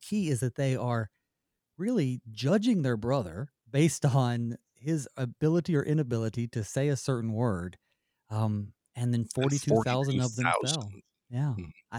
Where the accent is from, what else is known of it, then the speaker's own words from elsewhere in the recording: Southern United States, United States; accent: southern; I'm from down south, so I'll say y'all a lot. I've lost a lot of my southern accent